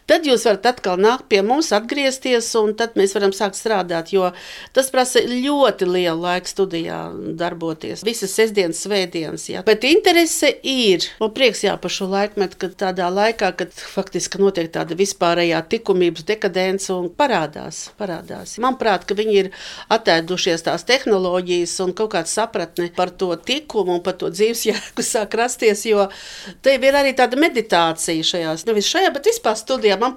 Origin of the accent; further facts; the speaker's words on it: Riga, Latvia; now in Liepaja, Latvia; Nē es īstenībā esmu rīdziniece. Viss man bērnība pagāja pie Jugas ezera, tikai šai pusē, Rīvdabas muzejam pretējā pusē.